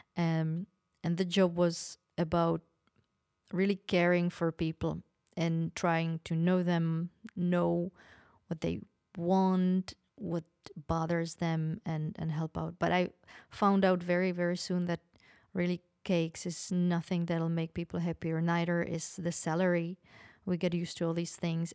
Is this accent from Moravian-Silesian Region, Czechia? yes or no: yes; Opava, Moravian-Silesian Region, Czechia; moved away; I was born in Opava, that is, uh, close to Poland, mm, borders with Poland, near Ostrava.